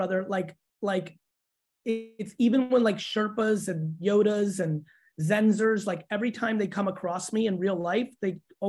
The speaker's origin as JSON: {"language": "English", "country": "Russia", "tie": "born there", "said": "so I was born in the Soviet Union."}